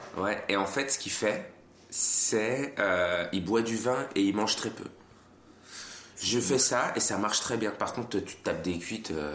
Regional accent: France; moved away; also born or lived in Switzerland; suis né en France.

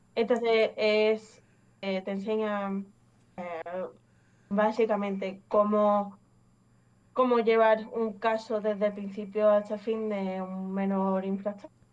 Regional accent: Málaga, Andalusia, Spain; also born or lived in England; Soy inglesa, pero llevo aquí en España toda la vida, básicamente, desde, desde que tengo un año y medio

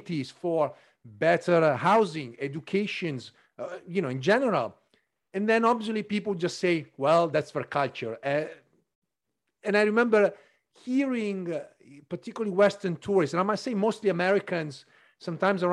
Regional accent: northern Italy, Italy; moved away; when I was growing up in Italy, and I remember I grew up in the north

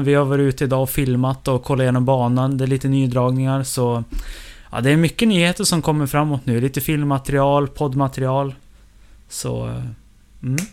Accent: Evertsberg, Dalarna County, Sweden; moved away; festvecka hemma i Eversberg

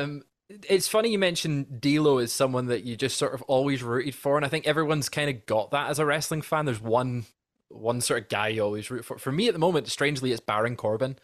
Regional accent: Scotland, United Kingdom; as a Scotsman

